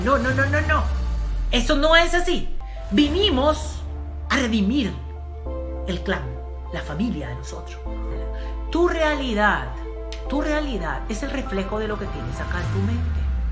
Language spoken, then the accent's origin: Spanish; Colombia; Yo soy de Colombia, vengo de un país de Sudamérica